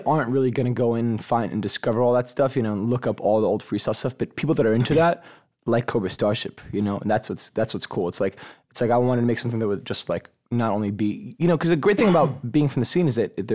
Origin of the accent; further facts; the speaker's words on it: United States; also born or lived in South America; I was born in South America, but I'm Jewish too. So like I grew up, I came, as soon as I came to America, I went to like a Jewish school because it let me go there for free because I was like a poor immigrant kid.